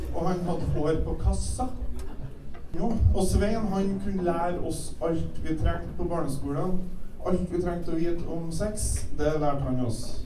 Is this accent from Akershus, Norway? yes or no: no; Kvål, Trøndelag, Norway; Jeg vokste opp på Kvål og gikk på skole der.